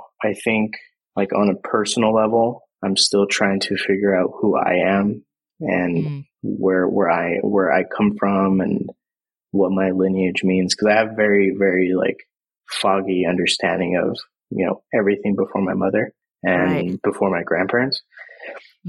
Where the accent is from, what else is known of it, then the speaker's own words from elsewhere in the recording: Visalia, California, United States; a place called Visalia. And it's like Central California